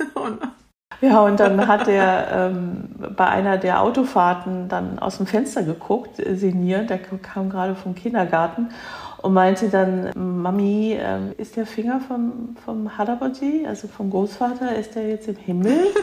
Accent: near Cologne, North Rhine-Westphalia, Germany; ich bin in Deutschland geboren, aber eben mit koreanischen Wurzeln. Ich bin also 1970 geboren und bin in der Nähe von Köln aufgewachsen, in einer Vorstadt von Köln

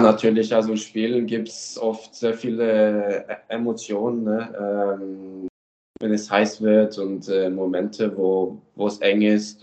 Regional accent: Germany; also born or lived in Sweden / Norway; ich bin in Deutschland aufgewachsen

